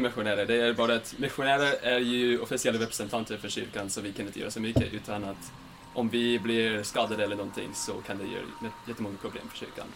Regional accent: Layton, Utah, United States; Swedish is a second language; moved away as an adult; now in Sweden; Jag kommer ifrån uh, Layton, Utah i USA

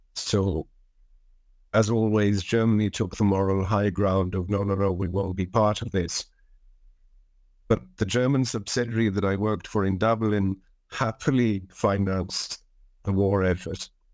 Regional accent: South Africa; moved away; also born or lived in Israel; as a teenager, as a child in South Africa

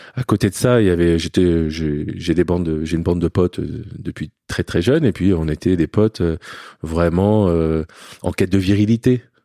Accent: Paris, Île-de-France, France; also born or lived in Lebanon; j'ai grandi sinon dans un milieu aisé à Paris, dans le 16e arrondissement

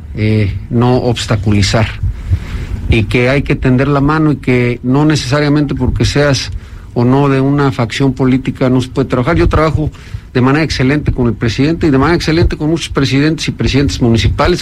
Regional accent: Oaxaca, Mexico; mi pueblo, Oaxaca

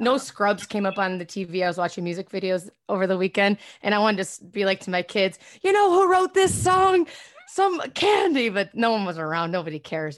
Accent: Rochester, New York, United States; moved away; I grew up in Rochester, New York, upstate

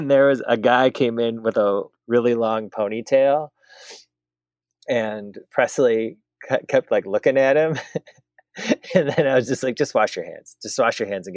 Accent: Wisconsin, United States; moved away; having being from Wisconsin. I worked at the fifth ever Culver's

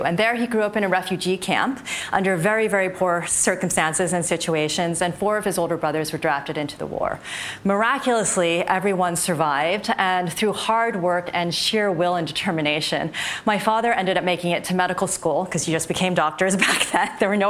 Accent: New Jersey, United States; I was born in the great state of New Jersey, hence my amazing accent

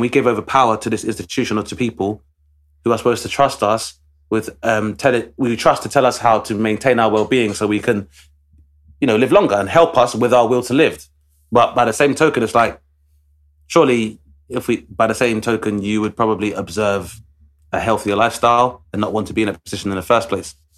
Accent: London, United Kingdom; Travis and I grew up in Southeast London

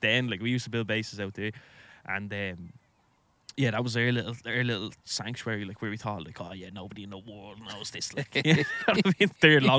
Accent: Dublin, County Dublin, Ireland; I grew up in Ladieswell and I spent a lot of time in the Ladieswell Park

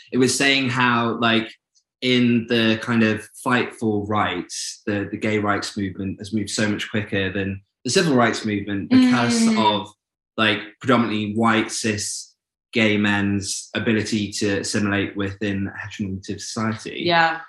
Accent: Newcastle upon Tyne, North East England, United Kingdom; I'm from Newcastle.

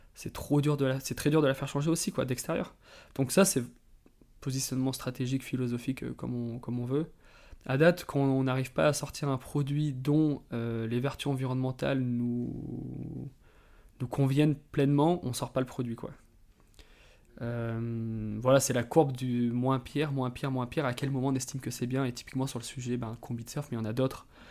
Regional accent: Drôme, Auvergne-Rhône-Alpes, France; moved away as an adult; also born or lived in Annecy; now in Biarritz, France; J'ai grandi dans la Drôme, près des grands espaces.

